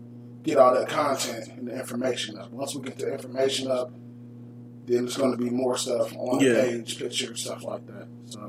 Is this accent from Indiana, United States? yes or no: no; Dayton, Ohio, United States; I'm from Dayton.